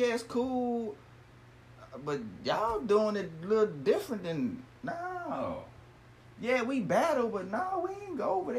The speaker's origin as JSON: {"language": "English", "region": "Ohio", "country": "United States", "tie": "born or raised there", "said": "Growing up in Ohio, thinking white is right and this."}